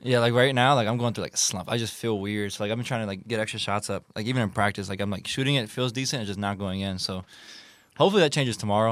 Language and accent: English; United States; I'm American